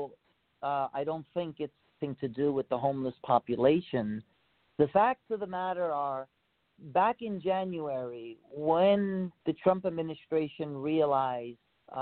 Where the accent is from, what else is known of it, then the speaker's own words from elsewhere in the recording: New York, United States; moved away as an adult; now in Hawaii, United States; my hometown is New York, although I reside in Hawaii. I've been in Hawaii for 2.5 years.